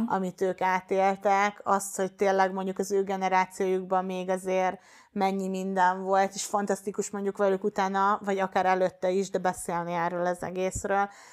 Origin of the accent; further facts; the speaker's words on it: Baja, Bács-Kiskun, Hungary; moved away; Én bajai vagyok eredetileg, és ott egy egyesülethez kerültem be